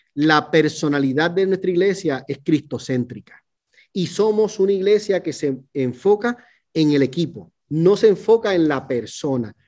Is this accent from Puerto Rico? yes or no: yes; Puerto Rico; now in Fort Worth, United States; yo soy puertorriqueño, ¿no? Nosotros decimos boricua